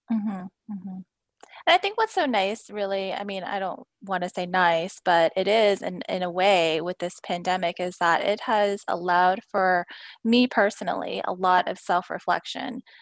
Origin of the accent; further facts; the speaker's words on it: Houston, Texas, United States; I was born and raised in Houston